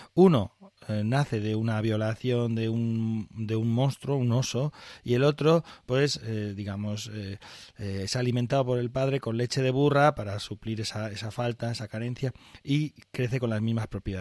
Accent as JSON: {"language": "Spanish", "region": "northern Aragon", "country": "Spain", "said": "yo soy del norte de Aragón, que es donde se utiliza esto"}